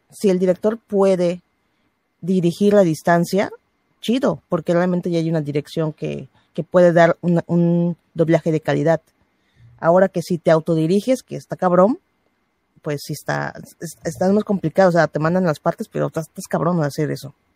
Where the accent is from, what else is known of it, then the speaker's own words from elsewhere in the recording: Mexico; yo soy mexicana